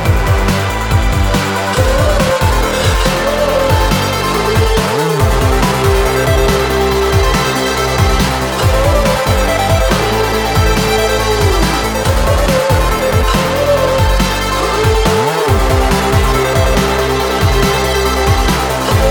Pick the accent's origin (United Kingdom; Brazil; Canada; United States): United Kingdom; Scotland; I'm from Scotland